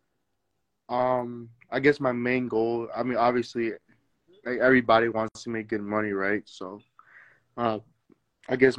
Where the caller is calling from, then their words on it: Illinois, United States; I'm calling from Illinois